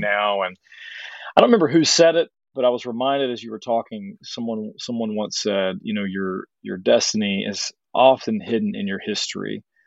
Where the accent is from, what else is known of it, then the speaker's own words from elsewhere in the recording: Arkansas, United States; I'm from Arkansas.